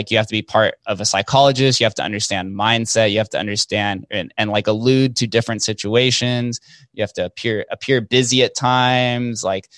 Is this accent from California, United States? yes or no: no; Las Vegas, Nevada, United States; it's just kind of bred into us by the way of growing up in Vegas. You see slot machines in the grocery store growing up.